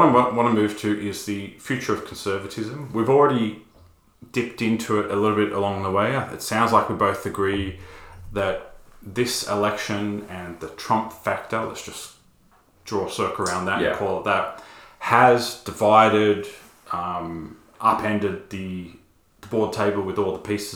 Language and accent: English; Australia; an Australian evangelical